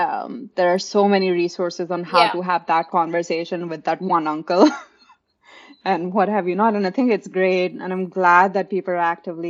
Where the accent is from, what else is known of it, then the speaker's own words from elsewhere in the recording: India; now in Austin, United States; Oh, I moved to Austin 6 years ago, but I grew up in India.